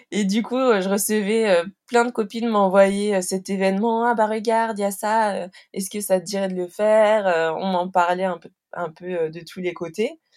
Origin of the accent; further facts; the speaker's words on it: Normandy, France; born there; alors que je suis née en Normandie